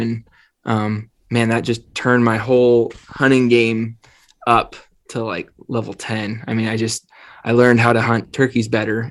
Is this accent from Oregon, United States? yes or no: yes; Northeastern Oregon, United States; I grew up in Northeastern Oregon